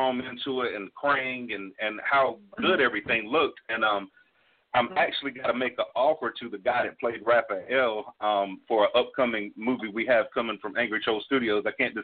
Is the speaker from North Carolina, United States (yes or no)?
yes; Chadbourn, North Carolina, United States; accent: somewhere between redneck and Ebonics; I am from a small town sort of between Wilmington, North Carolina, and Myrtle Beach, South Carolina, called Chadburn, North Carolina